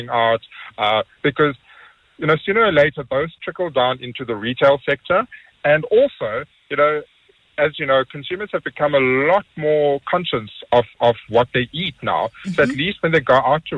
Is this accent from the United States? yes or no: no; South Africa; as South African chefs